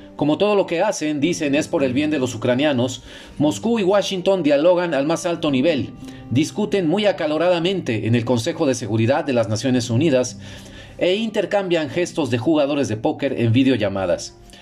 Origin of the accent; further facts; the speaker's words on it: Mexico; also born or lived in Monterrey, Mexico; desde mi casa, aquí en Monterrey, México, es más parecida a una sensación que como mexicano siento más familiar